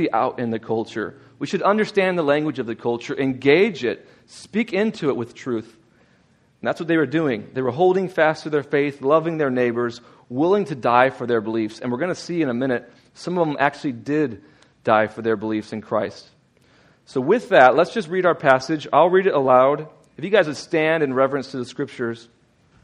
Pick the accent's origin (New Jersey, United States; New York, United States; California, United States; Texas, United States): Texas, United States; now in Indiana, United States; I'm from Texas